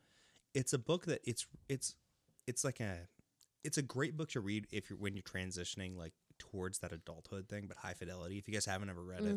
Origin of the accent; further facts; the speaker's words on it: Pacific Northwest, United States; So I grew up in the Pacific Northwest